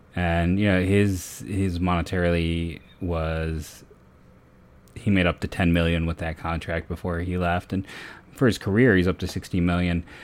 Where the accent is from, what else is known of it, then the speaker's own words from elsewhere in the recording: Northeast Ohio, United States; I'm a thirty-year-old born and raised in the Northeast Ohio area